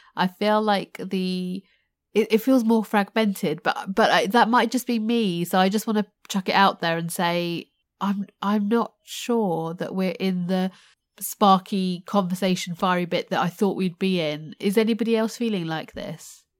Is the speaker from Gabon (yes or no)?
no; United Kingdom; my, uh, Indian heritage, but born and raised in the U K